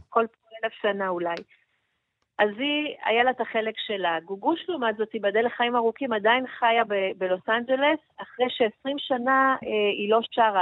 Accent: Israel; אני מישראל

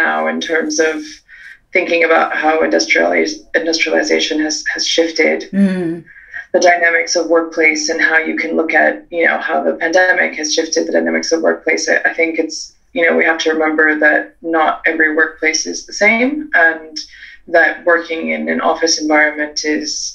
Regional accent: California, United States; moved away as an adult; now in United Kingdom; I'm Californian by birth, but grew up in a multicultural household. My mum's from Peru and my dad's from France. I moved to the UK in 2008 after I finished university

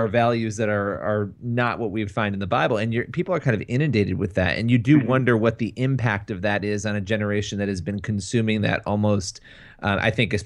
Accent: Rochester, New York, United States; moved away as an adult; I grew up in Rochester, and so I lived not far from that church probably, and also from Kodak

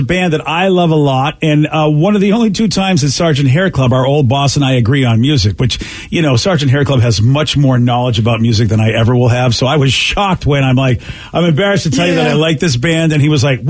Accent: Boston, Massachusetts, United States; I'm from Boston

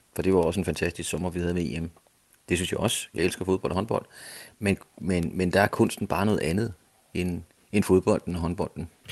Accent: Denmark

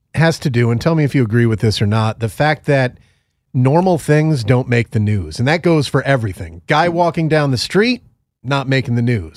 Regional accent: Northeast, United States; I grew up in the Northeast

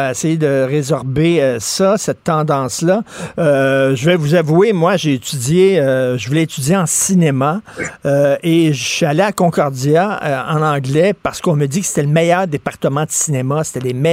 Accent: Montreal, Quebec, Canada; je viens de Verdun, là.

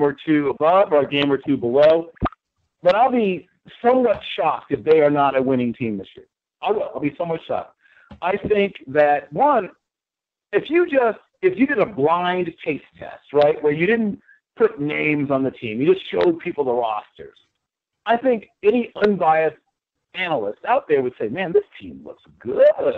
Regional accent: Norfolk, Virginia, United States; born or raised there

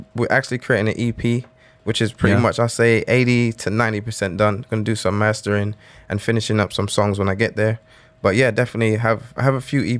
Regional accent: London, United Kingdom; accent: London; also born or lived in Atlanta; now in Dubai, United Arab Emirates; I'm from London, I'm like the London kid in Atlanta.

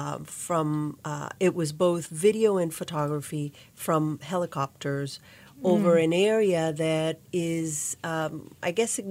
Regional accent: Nicaragua; also born or lived in New Orleans, United States / Pittsburgh, United States; now in Kalamazoo, United States; I grew up in Nicaragua and also New Orleans, so hence the café au lait, café con leche.

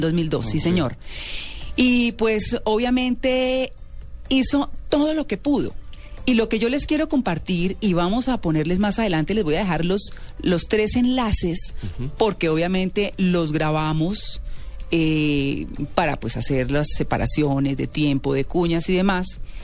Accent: Colombia; nosotros como colombianos

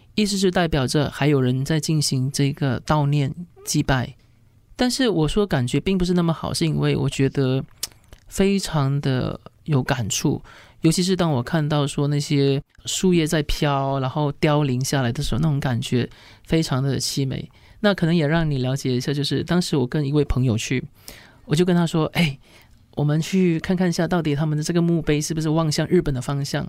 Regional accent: Malaysia; 我们马来西亚人

